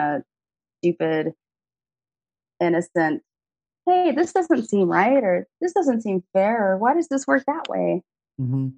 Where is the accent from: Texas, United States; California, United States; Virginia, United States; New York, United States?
Texas, United States; Austin; I'm an only child, born and raised in Austin, Texas